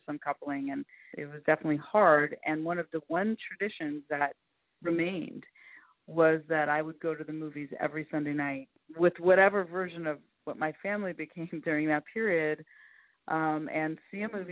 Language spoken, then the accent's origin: English; Northern California, United States; I grew up in Northern California in the 70s